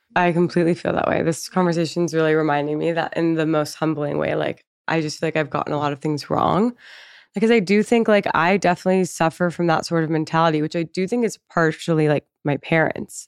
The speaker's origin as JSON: {"language": "English", "country": "Canada", "moved": "yes", "lives_now": "United States", "said": "I'm also Canadian"}